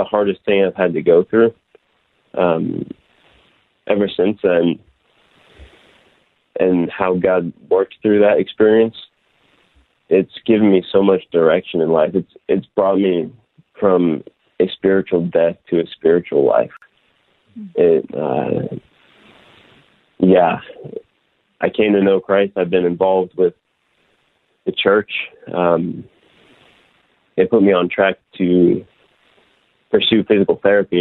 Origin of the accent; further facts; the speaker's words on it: near Delaware, southeastern Pennsylvania, United States; moved away; So originally I'm from Delaware, close to Delaware anyway, the very southeastern corner of Pennsylvania